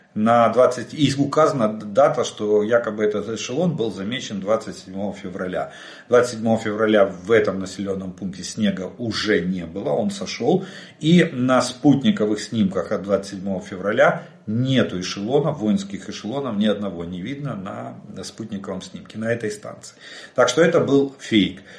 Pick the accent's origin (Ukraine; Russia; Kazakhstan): Ukraine; мы из Украины